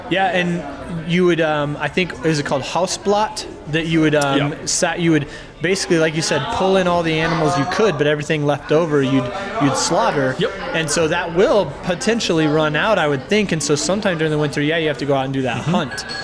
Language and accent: English; Oklahoma, United States; moved away; I'm from Oklahoma